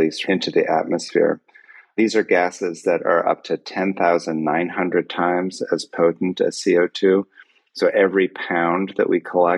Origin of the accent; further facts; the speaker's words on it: Chicago, Illinois, United States; I grew up in the Chicago area